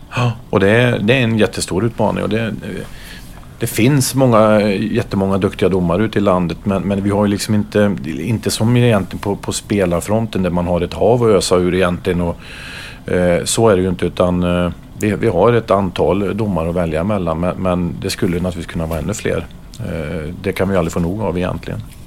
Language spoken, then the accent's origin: Swedish; Karlstad, Värmland, Sweden; jag spelade upp till junioråldern hemma i Karlstad